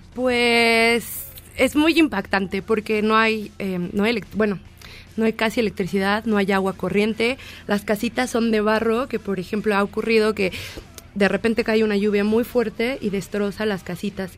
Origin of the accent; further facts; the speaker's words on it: Mexico; nosotros como mexicanos éramos como muy abiertos